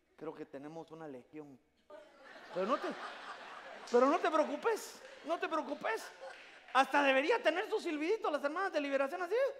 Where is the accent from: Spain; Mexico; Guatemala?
Guatemala; now in United States; mándenme la aldea del Jute, yo quiero que me entierren en mi tierra